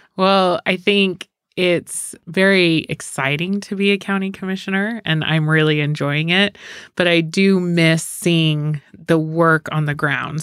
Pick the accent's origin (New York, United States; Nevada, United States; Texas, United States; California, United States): Nevada, United States; Sparks; now in Reno, United States; I grew up in Sparks, so I am a townie